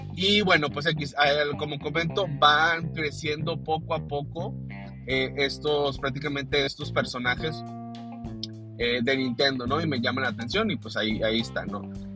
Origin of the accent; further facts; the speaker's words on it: Monterrey, Nuevo León, Mexico; Yo me acuerdo mucho de niño que iba a una juguetería este, en una de las eh, plazas aquí en Monterrey.